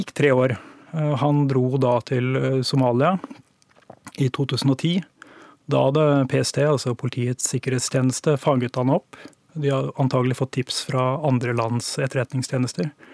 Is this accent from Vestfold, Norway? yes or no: yes; Tønsberg, Vestfold, Norway; moved away; Jeg kom fra Tønsberg